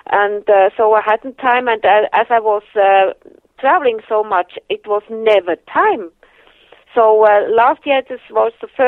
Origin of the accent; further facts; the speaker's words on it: Germany; English is a second language; I uh, had all my falls uh, growing up in Germany and uh, never in Switzerland.